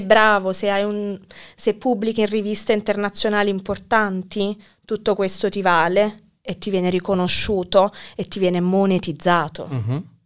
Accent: Naples, Campania, Italy; moved away as an adult; also born or lived in Teramo / Warsaw; now in Kraków, Poland; io da napoletana

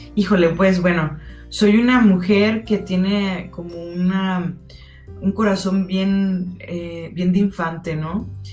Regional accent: Guadalajara, Jalisco, Mexico; soy tapatía

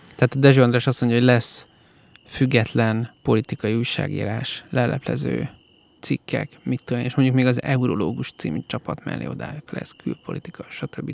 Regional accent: Hungary; Magyar vagyok, nem turista

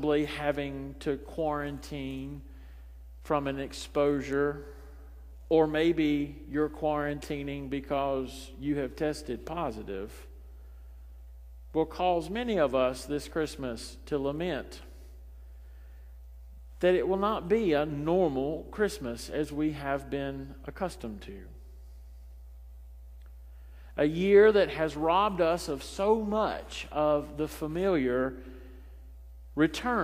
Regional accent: Richlands, United States; my hometown of Richlands. It's a one little motel place.

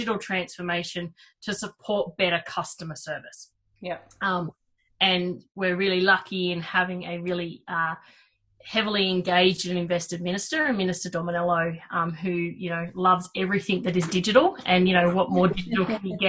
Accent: New South Wales, Australia; So Wollondilly Shire, and still live there. So southwest Sydney, not quite the Southern Highlands, not quite Sydney, not quite Wollongong. Nice little nestled spot in between all of them.

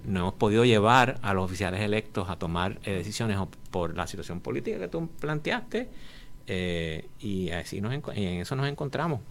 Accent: Puerto Rico; yo soy de Puerto Rico y soy hombre de negocios aquí

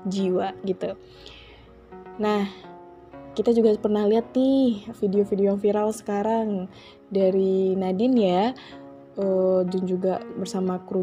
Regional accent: Java, Indonesia; karena aku orang Jawa nih bukan membanggakan ya ini ya, karena aku orang Jawa juga aku tahu gitu ya sedikit banyaknya itu sinden, gamelan

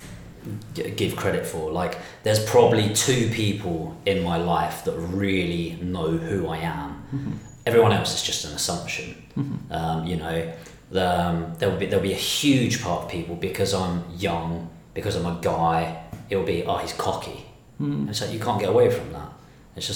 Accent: Dartford, South East England, United Kingdom; I'm from Temple Hill, which is, if you Google it, it's now been voted the worst place to live in 2019

